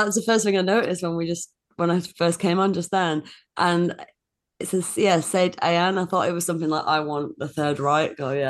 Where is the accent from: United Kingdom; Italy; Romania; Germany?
United Kingdom; I'm like an English and Scottish lady who is on twitter.com